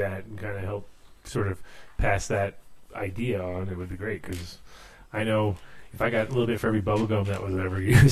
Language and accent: English; New England, United States; also born or lived in South County, Rhode Island; I grew up in New England a little bit too